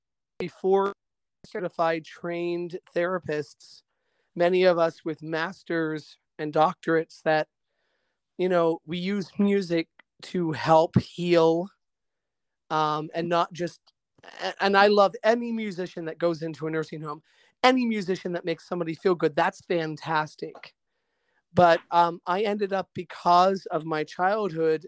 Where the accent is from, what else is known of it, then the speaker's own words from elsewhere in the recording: Altoona, Pennsylvania, United States; moved away as an adult; now in Middleburg, United States; growing up in Altoona, Pennsylvania, which was this blue-collar railroad town in the 1970s.